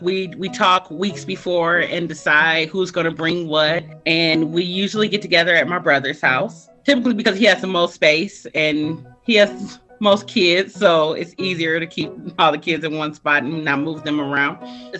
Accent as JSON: {"language": "English", "town": "Romulus", "region": "Michigan", "country": "United States", "said": "I'm 41. I'm from Romulus."}